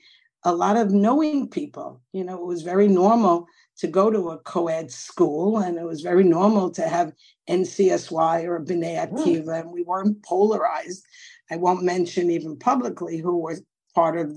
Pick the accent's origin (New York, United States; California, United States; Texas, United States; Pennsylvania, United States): New York, United States; New York City; I grew up in Coney Island